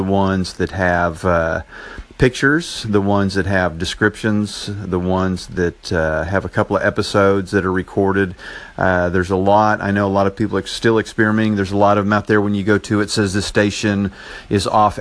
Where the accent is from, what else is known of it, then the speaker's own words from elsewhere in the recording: Enid, Oklahoma, United States; accent: Oklahoma; from Enid, Oklahoma. I'm not sure if I have that Oklahoma accent